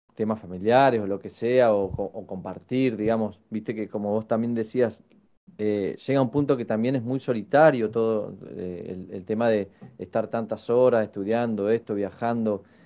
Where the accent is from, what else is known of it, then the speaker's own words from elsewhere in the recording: Patagonia, Argentina; moved away as an adult; now in Buenos Aires, Argentina; creo que es la misma cantidad de años de las que yo vivía en el sur, con las que llevo acá en Capital